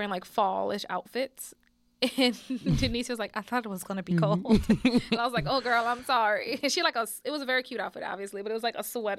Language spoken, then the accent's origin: English; New Orleans, Louisiana, United States; I'm from New Orleans.